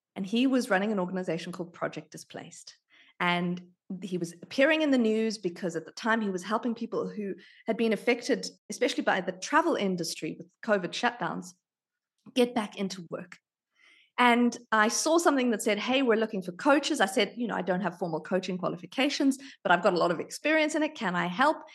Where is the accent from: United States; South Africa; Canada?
South Africa; also born or lived in United Kingdom; now in Australia; I was born in South Africa. I lived in the U K for thirteen years